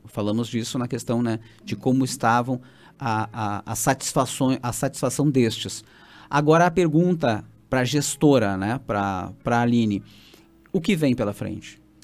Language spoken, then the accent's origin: Portuguese; Santa Maria, Rio Grande do Sul, Brazil; fui criado em, em Santa Maria